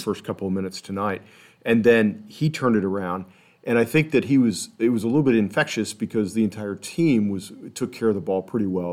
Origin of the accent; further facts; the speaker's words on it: Texas, United States; now in Kansas City, United States; I'm from Texas. I'm not from Kansas City